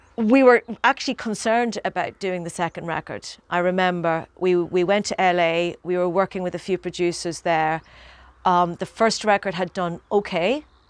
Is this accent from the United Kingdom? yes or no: no; Ireland; growing up in Ireland